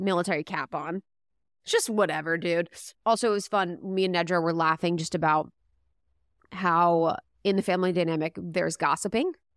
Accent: Midwest, United States; we're Catholic, we grew up in Midwest

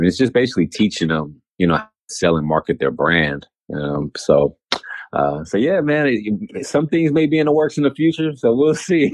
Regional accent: California, United States; growing up in California

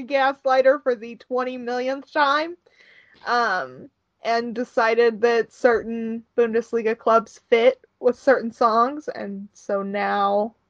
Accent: just south of St. Louis, Missouri, United States; I am from just south of St. Louis, Missouri, in the U.S.

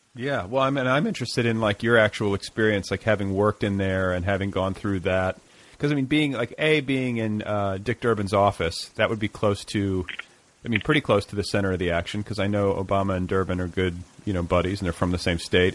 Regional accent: Midwest, United States; now in Los Angeles, United States; I'm from the Midwest

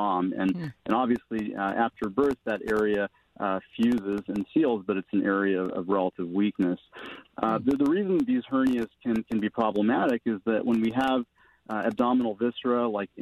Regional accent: Mesa, Arizona, United States; moved away as an adult; also born or lived in Phoenix, Arizona / New Jersey / Minnesota; I was born in Phoenix and grew up in a suburb of Phoenix called Mesa in Arizona

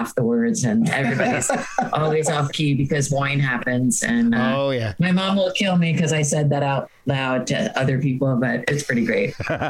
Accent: Hoboken, New Jersey, United States; I grew up in Hoboken, and I don't think that any of us at that time, growing up in those years in Hoboken, were very nerdy. It was still, Hoboken was still a very blue collar city

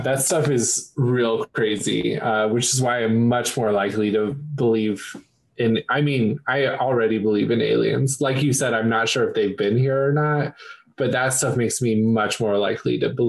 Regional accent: Kansas, United States; moved away; Well, I am originally from Kansas, which is where the Civil War really started.

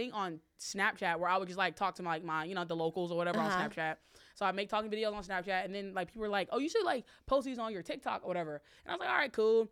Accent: Alabama, United States; moved away; back in my hometown, this was in Alabama

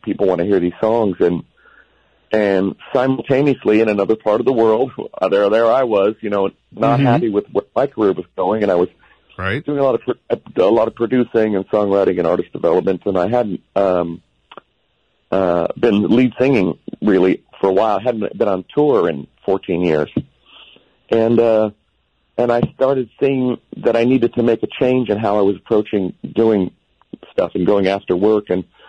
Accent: Los Angeles, California, United States; Los Angeles.

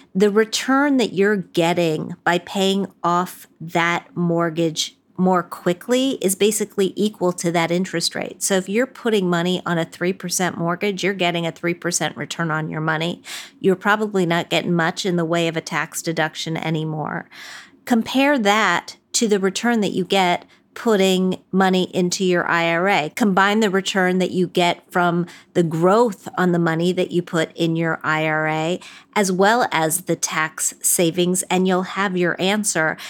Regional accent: West Virginia, United States; I'm from West Virginia

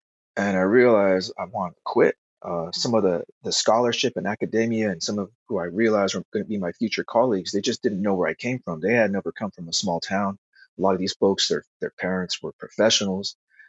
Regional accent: a small town in Arizona, United States; born or raised there; moved away as an adult; also born or lived in New York City / Alaska

